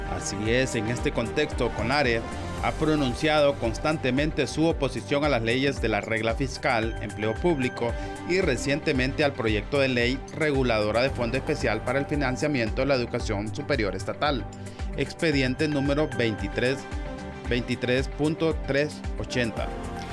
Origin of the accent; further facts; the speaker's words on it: Honduras; nos identifica como hondureños